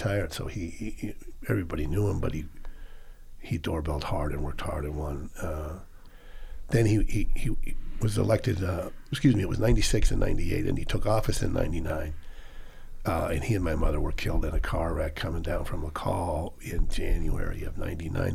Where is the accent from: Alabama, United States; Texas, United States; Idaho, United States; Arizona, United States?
Idaho, United States; Boise; I grew up here in Boise, lived across from the co-op